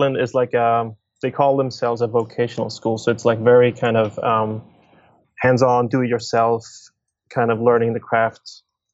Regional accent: Stockholm, Stockholm County, Sweden; I'm born and raised in Stockholm, Sweden

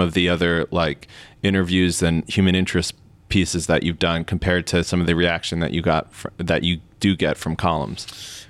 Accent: United States; as an American

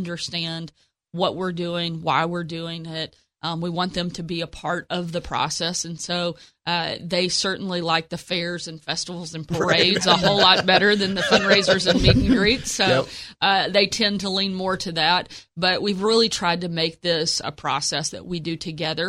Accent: Texarkana, Arkansas, United States; I grew up in Texarkana and was living there at the time

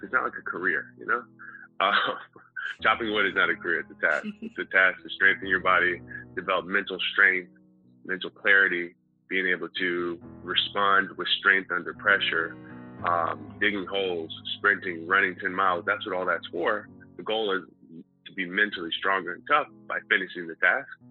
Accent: Houston, Texas, United States; I'm from Houston, Texas

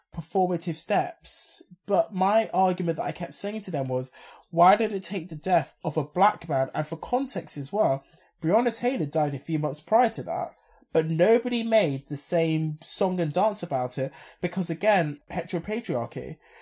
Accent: London, United Kingdom; as a Londoner

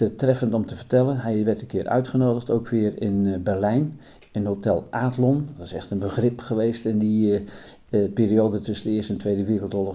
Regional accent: Putten, Gelderland, Netherlands; bij ons in Putten

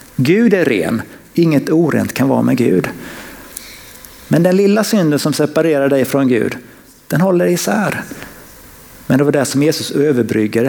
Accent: Sweden; som svensk

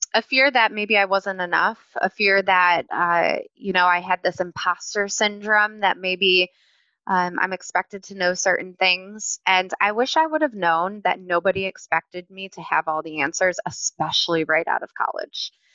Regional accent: Cleveland, Ohio, United States; moved away as an adult; also born or lived in Raleigh, North Carolina; I am born and raised in Cleveland, Ohio, and spent about 13 years in Raleigh

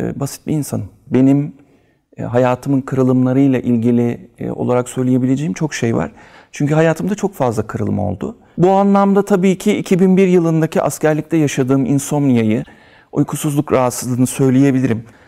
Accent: Istanbul, Turkey; İstanbul Üsküdar doğumluyum

